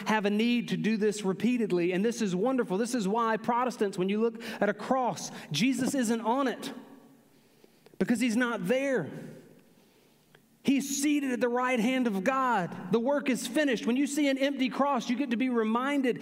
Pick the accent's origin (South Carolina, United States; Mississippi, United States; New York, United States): South Carolina, United States; Aiken; I grew up in the Aiken, North Augusta, Edgefield area of South Carolina